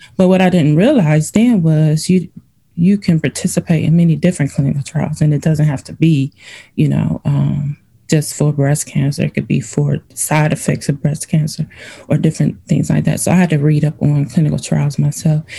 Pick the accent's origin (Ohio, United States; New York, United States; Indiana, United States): Ohio, United States; Cleveland; also born or lived in Virginia; now in Illinois, United States; I'm originally from Cleveland, Ohio